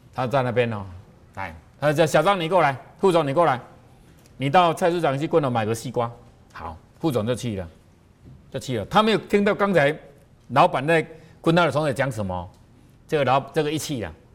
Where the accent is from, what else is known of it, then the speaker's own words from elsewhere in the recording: southern Taiwan, Taiwan; 因为我们南部的人哦，在那个喜宴的时候，最后一道都会出冰